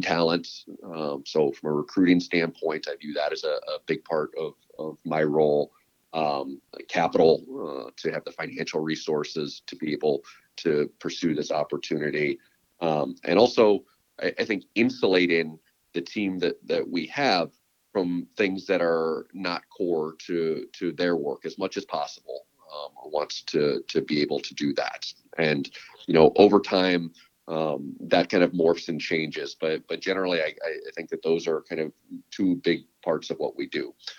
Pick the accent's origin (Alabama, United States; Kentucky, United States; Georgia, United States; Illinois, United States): Illinois, United States; Chicago; moved away as an adult; also born or lived in Texas / San Francisco Bay Area; now in San Francisco, United States; I was born and raised in Chicago